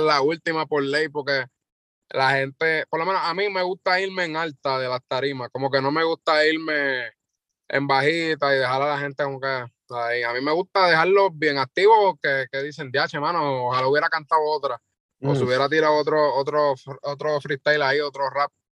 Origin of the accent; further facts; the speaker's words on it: Loíza, Puerto Rico; yo soy de Loiza, tengo 21 años